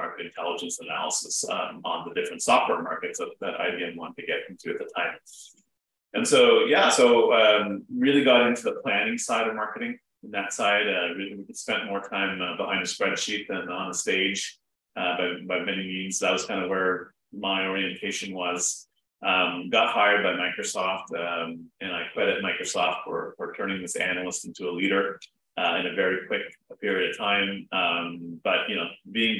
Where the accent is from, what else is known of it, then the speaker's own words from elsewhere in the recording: Toronto, Ontario, Canada; moved away as an adult; also born or lived in United States; I'm a Canadian, based out of Toronto. Born, raised here, but spent a bunch of time in the States